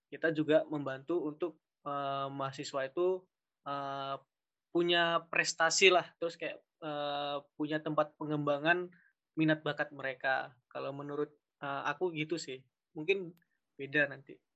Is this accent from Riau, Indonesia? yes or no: yes; Riau, Indonesia; Uh, aku dari ini PGSD Penjas A 2019 uh, asal aku dari Riau. Mungkin ada teman-teman yang dari Riau nanti bisa PC.